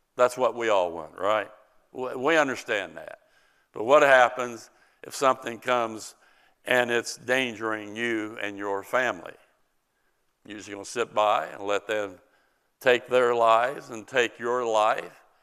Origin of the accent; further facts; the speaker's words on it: United States; as an American citizen